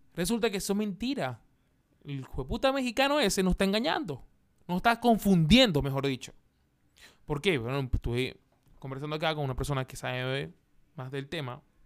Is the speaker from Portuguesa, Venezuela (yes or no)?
no; Maracaibo, Zulia, Venezuela; now in Chile; de Maracaibo, de donde, de donde soy yo